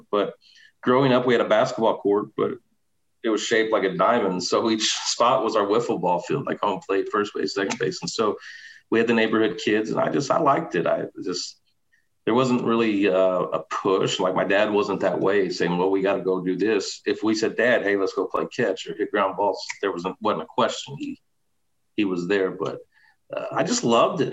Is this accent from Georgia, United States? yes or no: no; Southern Illinois, United States; I was from Southern Illinois